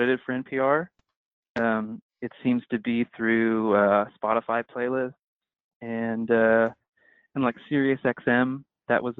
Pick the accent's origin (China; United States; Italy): United States; New Jersey; I'm from New Jersey